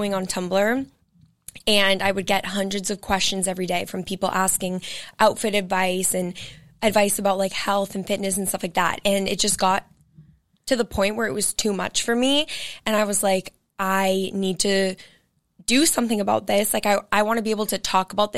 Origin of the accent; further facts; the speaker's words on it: Cape Cod, Massachusetts, United States; now in Boston, United States; I am born and raised in Massachusetts. I'm from Cape Cod